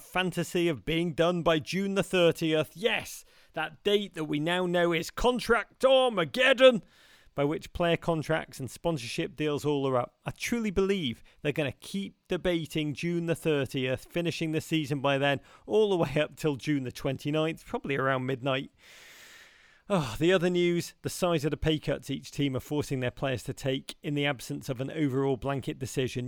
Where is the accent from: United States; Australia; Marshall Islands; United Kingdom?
United Kingdom; Liverpool, North West England; growing up in Liverpool in the nineteen eighties